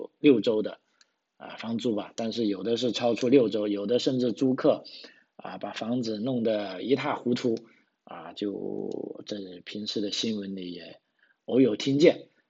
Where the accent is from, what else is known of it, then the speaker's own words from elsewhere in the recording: China; now in Australia; 那就不像啊我们从这个中国来的朋友，因为在国内已经。有了这种观念啊，会存钱啊。